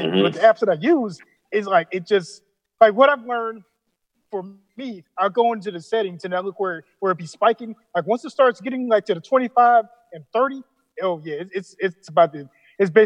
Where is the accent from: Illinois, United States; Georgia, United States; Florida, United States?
Florida, United States; I'm from Florida